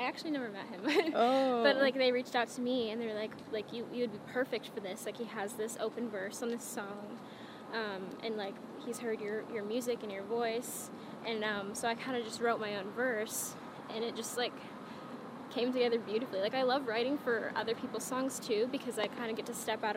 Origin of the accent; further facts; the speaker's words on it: Phoenix, Arizona, United States; moved away as an adult; my hometown is, like, a 45-minute flight